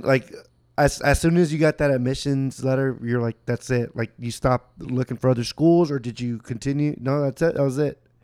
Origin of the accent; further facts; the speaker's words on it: Houston, Texas, United States; now in Austin, United States; I grew up two, three hours away from here. I'm from Houston.